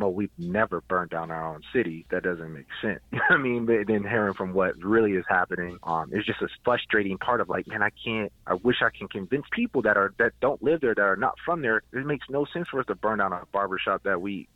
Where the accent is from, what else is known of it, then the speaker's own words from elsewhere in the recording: Minneapolis, Minnesota, United States; now in Denver, United States; I'm originally from Minneapolis